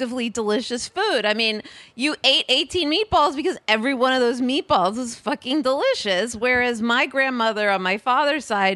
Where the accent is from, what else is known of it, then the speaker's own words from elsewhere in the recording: Scarsdale, New York, United States; also born or lived in Manhattan, New York; I grew up in Westchester, and my dad is from the Bronx, and my mom is from Brooklyn, and they lived in Manhattan